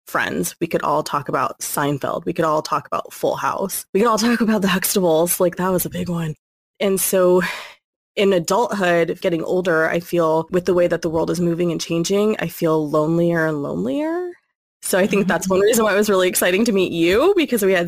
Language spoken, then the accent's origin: English; California, United States; born and raised in California, but where I reside is specifically in the Central Valley